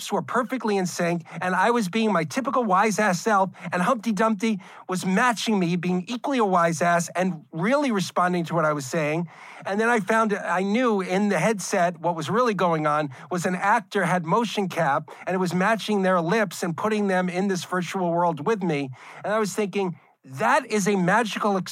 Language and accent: English; New York, United States; Growing up in New York, that was what I was watching old Star Trek episodes as a kid